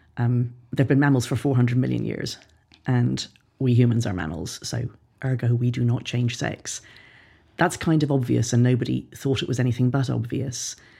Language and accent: English; Ireland; Ireland, my home country